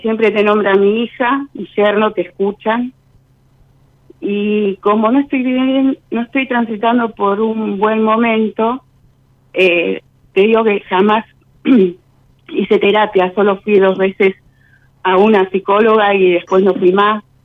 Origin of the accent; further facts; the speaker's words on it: Florencio Varela, Buenos Aires Province, Argentina; de Florencio Varela